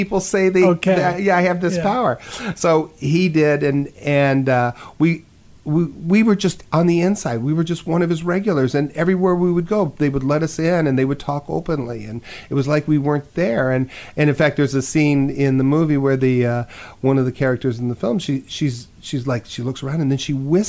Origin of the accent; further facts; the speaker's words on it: Phoenix, Arizona, United States; also born or lived in Los Angeles; we moved from Los Angeles out of, you know, this ghetto apartment we were living in, you know, and she bought a house in Phoenix and enrolled me in school